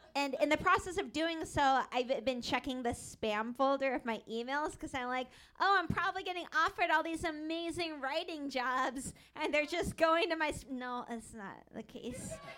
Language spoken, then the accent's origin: English; Seattle, Washington, United States; I grew up in Seattle